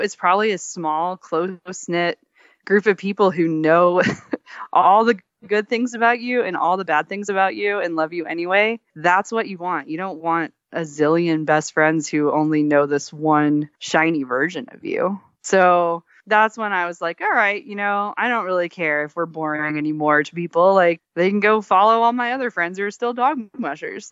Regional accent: Texas, United States; moved away; also born or lived in Alaska; I grew up in Texas

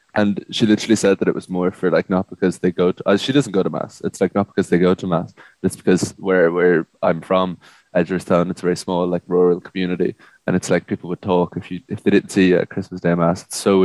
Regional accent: England, United Kingdom; So I grew up obviously in England. I've like a Catholic family, but I'm not obviously a practicing Catholic. Like I probably consider myself like an atheist or whatever.

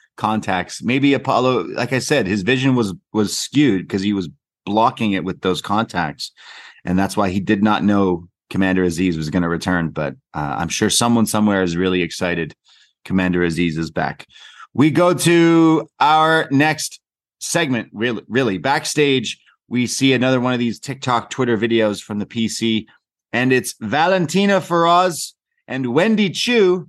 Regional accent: Canada; I'm just a Canadian lad

